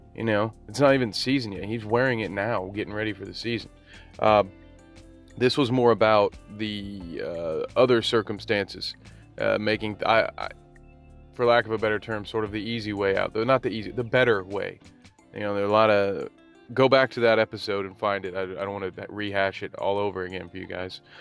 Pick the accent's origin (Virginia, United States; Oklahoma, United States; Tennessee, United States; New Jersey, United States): Tennessee, United States; I was born in Tennessee.